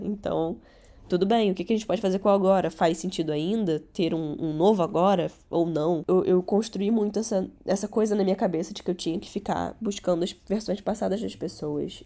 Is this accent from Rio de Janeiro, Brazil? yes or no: yes; Rio de Janeiro, Brazil; first language Catalan; Portuguese is a second language; also born or lived in Barcelona, Spain; eu nasci em Barcelona. Só que eu vim pro Rio de Janeiro com três anos